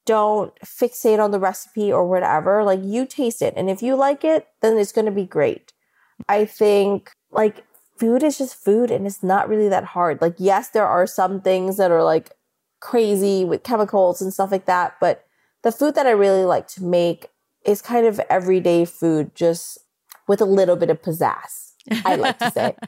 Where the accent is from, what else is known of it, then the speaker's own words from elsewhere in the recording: New Orleans, Louisiana, United States; I come from New Orleans